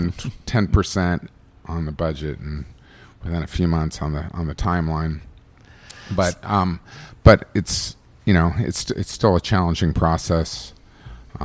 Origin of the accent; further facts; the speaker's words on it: Bristol, Virginia, United States; now in Los Angeles, United States; growing up in Virginia and having those experiences in Virginia